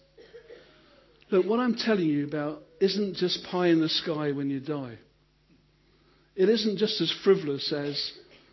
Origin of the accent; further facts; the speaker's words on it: United Kingdom; because we're British